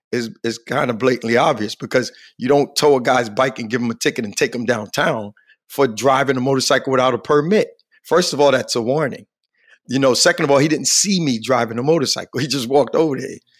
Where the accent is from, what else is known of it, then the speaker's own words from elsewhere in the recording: New York City, New York, United States; moved away; also born or lived in Hartford, Connecticut; I was born in Queens, New York, raised in Queens.